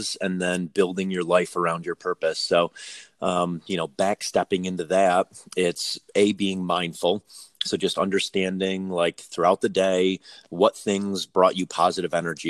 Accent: Northeast, United States; moved away; I come from the Northeast where there's a big perception around like working and not working.

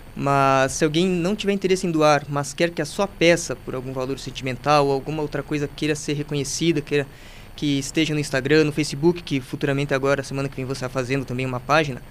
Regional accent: Carazinho, Rio Grande do Sul, Brazil; nasci aqui em Carazinho

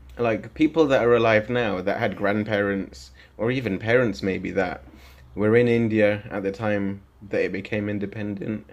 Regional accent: Leicester, East Midlands, United Kingdom; also born or lived in Loughborough; growing up in Leicester and Loughborough

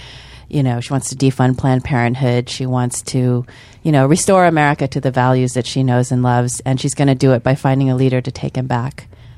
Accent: Missouri, United States; we both come from the Midwest. I'm from Missouri originally.

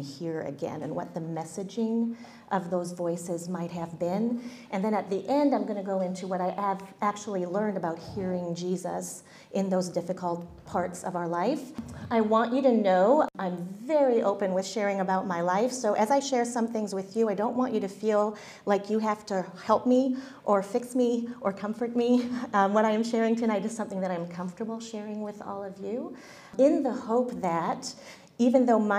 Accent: Île-de-France, France; I was born and raised in France. That's just the reality. And because my parents taught at European Bible Institute just north of Paris, I got to grow up in this.

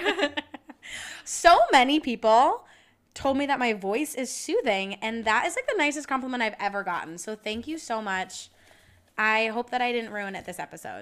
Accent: United States

